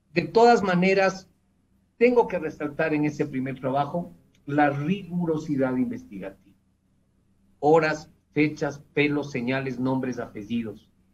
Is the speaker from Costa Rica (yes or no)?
no; Ecuador